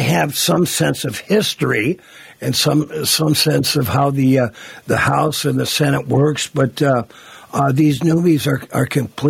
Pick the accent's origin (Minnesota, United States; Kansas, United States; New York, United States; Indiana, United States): Minnesota, United States; Virginia; my hometown of Virginia, Minnesota